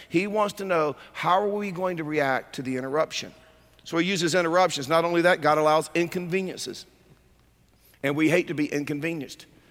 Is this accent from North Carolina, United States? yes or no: yes; North Carolina, United States; moved away; also born or lived in California; I grew up in North Carolina